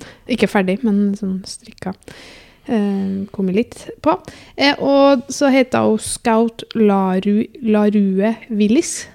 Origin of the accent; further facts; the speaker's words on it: Namsos, Trøndelag, Norway; jeg er jo fra Namsos